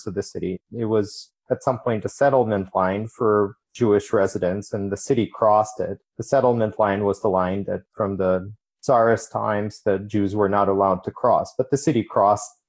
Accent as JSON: {"language": "English", "country": "Ukraine", "tie": "born or raised there", "moved": "as an adult", "lives_now": "United States", "said": "I immigrated from Ukraine when I was 18, came to the United States with an electrical engineering degree"}